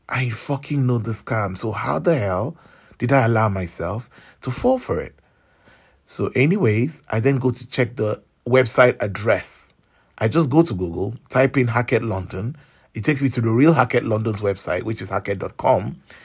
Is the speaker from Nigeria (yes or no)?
yes; Nigeria; I'm from Nigeria